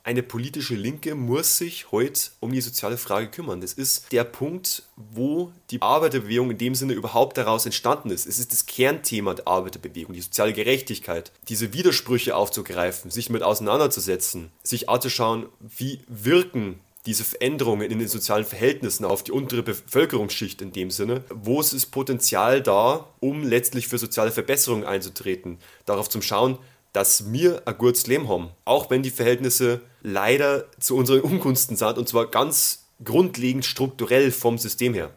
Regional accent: Bavaria, Germany; bei uns in Bayern

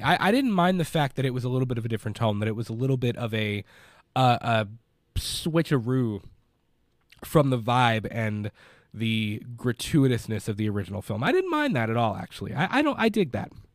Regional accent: Kentucky, United States; I'm a dude from Kentucky that hosts a movie podcast

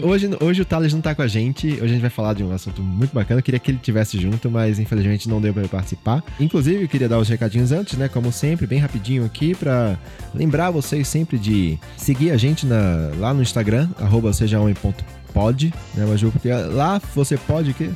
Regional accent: Olinda, Pernambuco, Brazil; Eu sou nordestino, fui criado ali em Olinda, anos 80, 90 ali

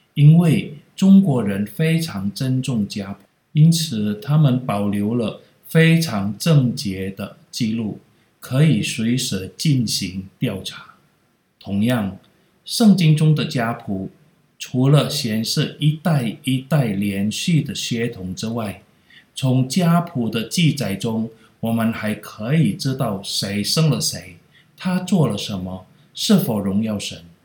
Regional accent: Indonesia; 我是客家人

